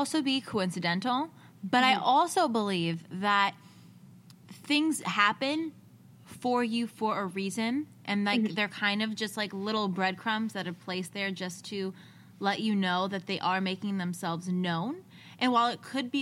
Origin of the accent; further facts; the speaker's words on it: New Jersey, United States; we're from Jersey, so our whisper is yelling